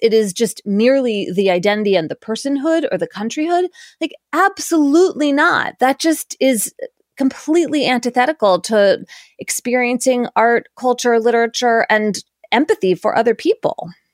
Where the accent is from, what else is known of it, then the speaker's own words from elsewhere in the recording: Philadelphia, Pennsylvania, United States; moved away; also born or lived in New Haven, Connecticut; I grew up in Philadelphia and then moved to New Haven